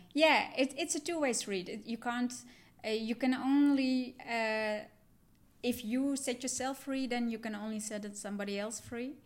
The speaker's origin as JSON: {"language": "English", "country": "Netherlands", "tie": "born or raised there", "also_born_or_lived": "Sri Lanka", "said": "I'm adopted from Sri Lanka. I was three years old when I came to the Netherlands. And I grew up in a Dutch family"}